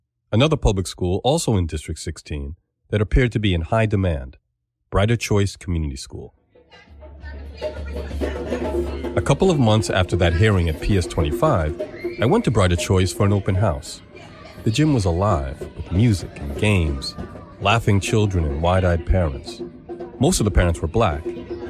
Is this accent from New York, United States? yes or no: yes; New York City, New York, United States; I'm an organizer, a journalist, and a public school parent. I was born in Central Brooklyn, and I've been working here for 35 years.